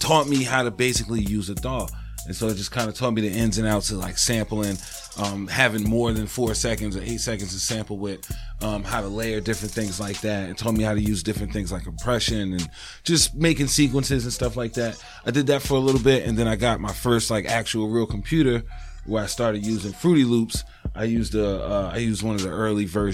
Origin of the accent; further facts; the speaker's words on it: New York City, New York, United States; also born or lived in Poughkeepsie, New York; now in Massachusetts, United States; I'm originally from Harlem. I was born in Harlem. I lived in Harlem until I was about 15.